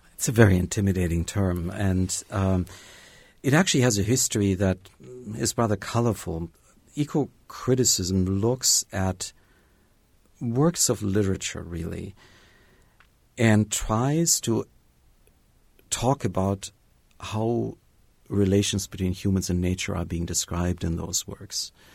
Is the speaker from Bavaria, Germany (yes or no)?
yes; Bavaria, Germany; moved away as an adult; also born or lived in Tennessee / Harvard; now in Bloomington, United States; I grew up in Bavaria uh, for most of my early childhood in touch with nature daily